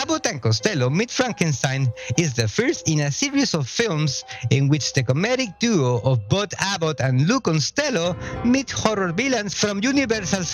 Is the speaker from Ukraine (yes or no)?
no; Mexico; I was born and raised in Mexico